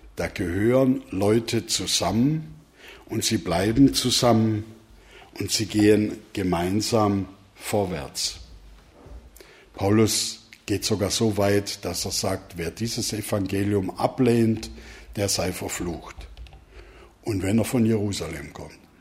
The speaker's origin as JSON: {"language": "German", "region": "Swabia", "country": "Germany", "moved": "yes", "lives_now": "Neukirchen, Germany", "said": "Ihr habt schon grad von mir als Schwabe gehört"}